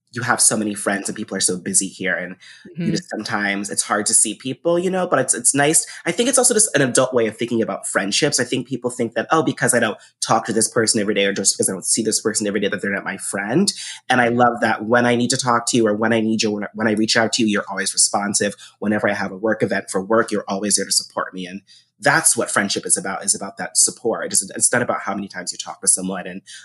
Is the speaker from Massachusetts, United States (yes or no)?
yes; Massachusetts, United States; also born or lived in North Carolina; I'm originally from Massachusetts, but I finished high school. I graduated high school in North Carolina. My family at the time was military